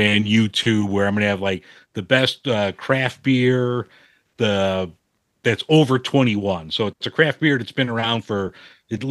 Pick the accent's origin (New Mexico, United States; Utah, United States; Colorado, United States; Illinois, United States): Illinois, United States; Chicago; I'm some schmo from Chicago.